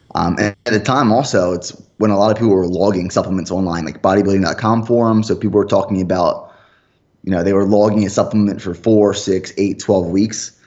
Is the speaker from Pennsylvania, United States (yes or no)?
yes; Pennsylvania, United States; moved away; my family back home, I'm from Pennsylvania originally